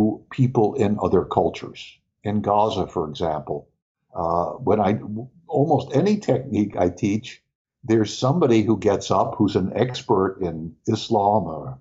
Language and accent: English; New York City, New York, United States; I grew up in New York City too